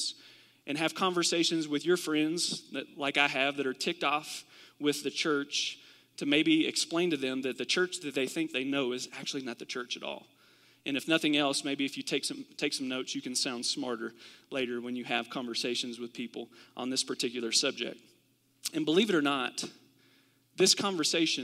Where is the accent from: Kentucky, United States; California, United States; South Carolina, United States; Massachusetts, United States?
Kentucky, United States; I'm from Kentucky, and we do this in Kentucky sometimes